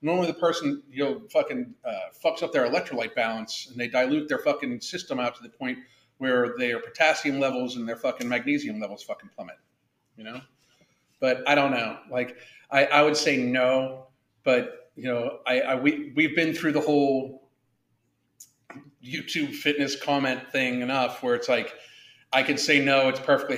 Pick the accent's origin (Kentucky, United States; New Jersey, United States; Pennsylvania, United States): Kentucky, United States; They recognize me. I'm from Kentucky.